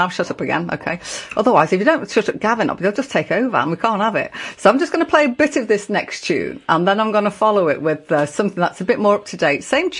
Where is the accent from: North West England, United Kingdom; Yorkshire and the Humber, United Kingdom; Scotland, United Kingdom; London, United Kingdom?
North West England, United Kingdom; Liverpool; being a Scouser and a Liverpool supporter